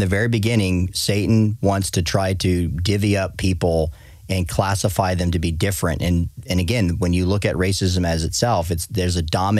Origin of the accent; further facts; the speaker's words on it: Tucson, Arizona, United States; growing up in Tucson, Arizona, coming from a Mexican family